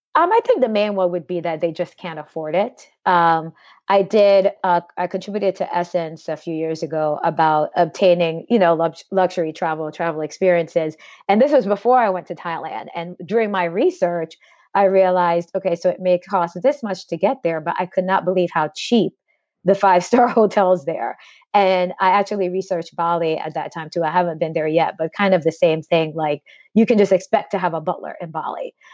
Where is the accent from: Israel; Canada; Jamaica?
Jamaica; I'm from Jamaica